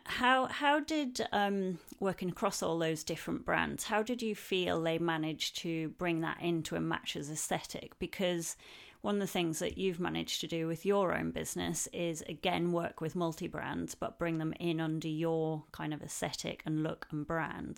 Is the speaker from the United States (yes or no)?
no; the north of England, United Kingdom; northern lass like myself